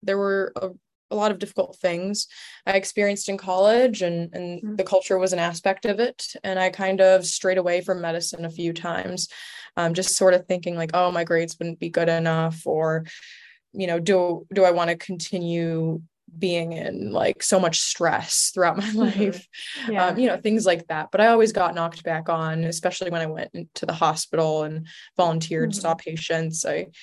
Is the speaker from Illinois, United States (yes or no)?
yes; Chicago, Illinois, United States; also born or lived in Istanbul; Well, I was born in Chicago and I went to college in Chicago and I grew up between Chicago and Istanbul.